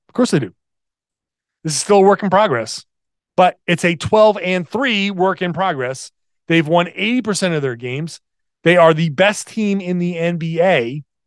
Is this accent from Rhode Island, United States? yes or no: yes; Rhode Island, United States; accent: Rhode Island; my Rhode Island accent